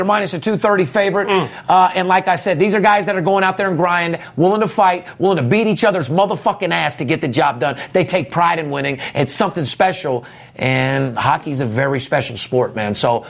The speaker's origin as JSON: {"language": "English", "town": "Las Vegas", "region": "Nevada", "country": "United States", "tie": "born or raised there"}